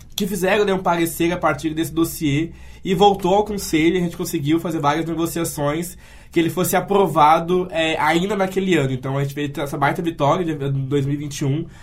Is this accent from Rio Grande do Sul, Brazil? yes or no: yes; Santa Cruz do Sul, Rio Grande do Sul, Brazil; moved away as an adult; now in Porto Alegre, Brazil; eu sou oriundo, sou de Santa Cruz do Sul, uma cidade de cultura alemã